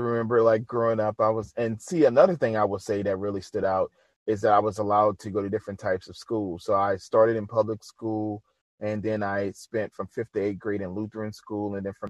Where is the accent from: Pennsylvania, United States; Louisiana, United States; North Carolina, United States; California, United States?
Louisiana, United States; New Orleans; now in Shreveport, United States; I grew up originally in New Orleans, Louisiana, and just growing up in that city, very eclectic with so many different types of people and music and food and just the culture there is just amazing. And now living in Shreveport is totally different.